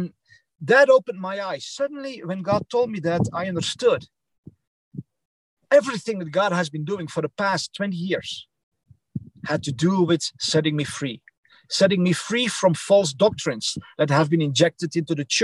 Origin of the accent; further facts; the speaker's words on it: Netherlands; English is a second language; moved away as an adult; also born or lived in Belgium; now in United States; I'm from the Netherlands and Belgium